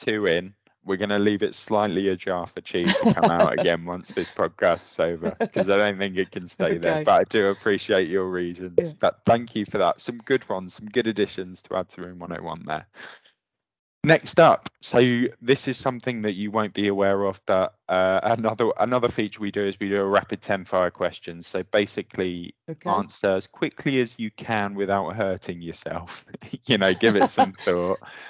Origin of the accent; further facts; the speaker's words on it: Luton, East of England, United Kingdom; moved away as an adult; also born or lived in London / Hull; now in England; I'm from down south, obviously. I grew up in Luton and Dunstable and worked in London